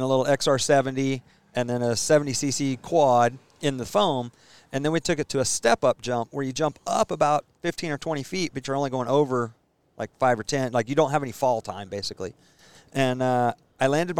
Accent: Stillwater, Oklahoma, United States; Born and raised in Stillwater.

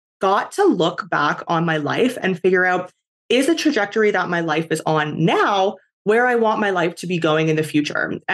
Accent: Canada; moved away as an adult; I am originally from Canada

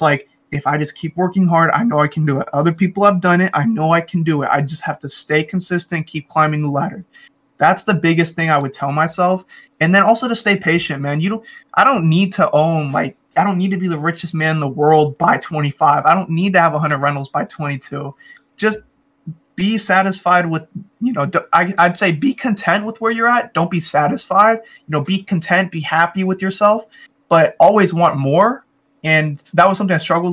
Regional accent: Federal Way, Washington, United States; I'm from Federal Way, which is like 30 minutes south of Seattle, and I really rep my city hard because I love it here.

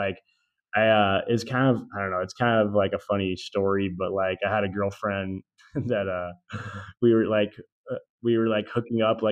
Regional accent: Glasgow, Montana, United States; moved away as an adult; also born or lived in Washington State; It's called Glasgow, Montana.

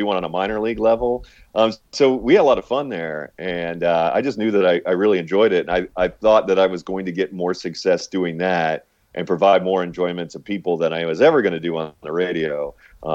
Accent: St. Petersburg, Florida, United States; I happen to grow up in St. Petersburg, where they spring train for quite a bit of time.

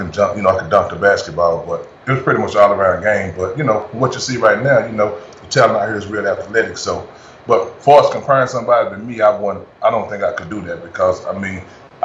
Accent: Dallas, Texas, United States; I'm from East Dallas, Texas, man. You know, in Dallas, Texas, man, the east side of Dallas

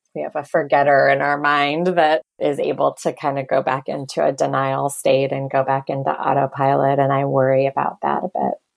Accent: Detroit, Michigan, United States; I'm from Michigan, actually, from Detroit

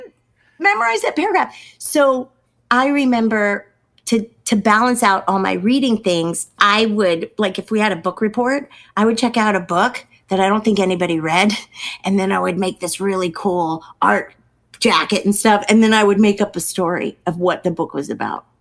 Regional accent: Pleasant Hill, California, United States; moved away as an adult; I grew up in Pleasant Hill, um, California

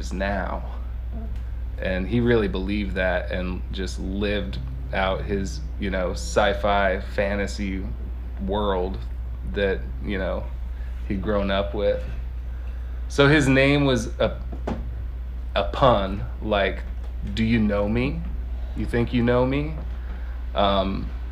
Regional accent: Lancaster, California, United States; I grew up in Lancaster, California, in the Mojave Desert

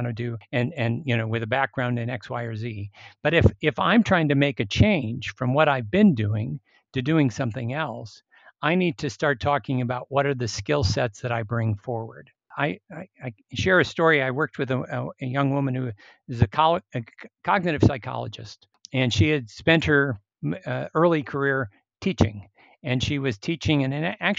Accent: Minnesota, United States; I grew up in Minnesota

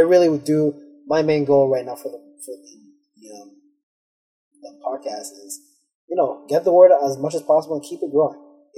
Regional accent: Canada; if anyone didn't know, we're from Canada, so I'm just making that clear.

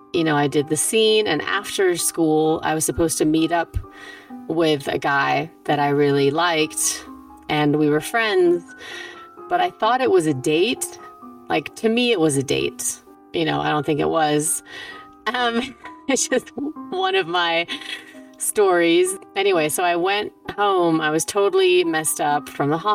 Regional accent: Germany; moved away; also born or lived in New York; I was born at home in Germany, in my childhood house.

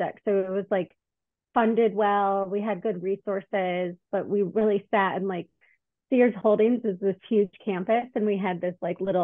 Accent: Detroit, Michigan, United States; moved away as an adult; also born or lived in Chicago; moved to Chicago because I'm from Detroit.

